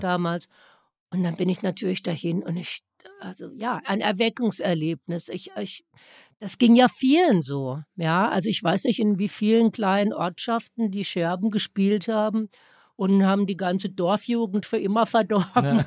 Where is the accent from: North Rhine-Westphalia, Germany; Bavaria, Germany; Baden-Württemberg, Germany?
Baden-Württemberg, Germany; Baden, wo ich herkomme, man nennt das ja das Kalifornien Deutschlands.